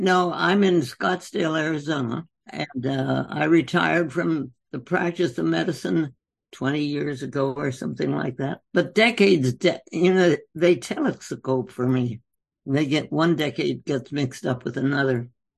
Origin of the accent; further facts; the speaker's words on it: North India, India; Well, you know, I was born and raised in India.